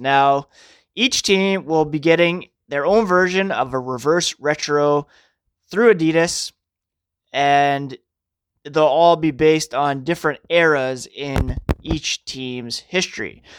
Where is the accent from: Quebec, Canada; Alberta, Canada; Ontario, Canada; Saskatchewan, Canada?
Ontario, Canada; Ottawa; I grew up in Ottawa